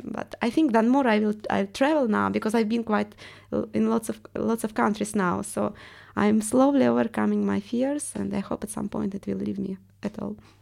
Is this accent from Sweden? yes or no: no; Estonia; accent: Russian; English is a second language; moved away as an adult; now in London, United Kingdom; I'm Russian, but I came from Estonia